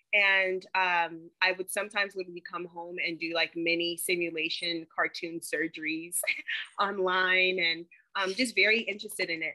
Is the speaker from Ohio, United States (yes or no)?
no; Charlotte, North Carolina, United States; also born or lived in Tema, Ghana / Chapel Hill, North Carolina; now in Los Angeles, United States; I'm from Charlotte, North Carolina, but my family's originally from Ghana, West Africa. I actually moved to America when I was six years old from Ghana and um, went to school in uh, Charlotte in North Carolina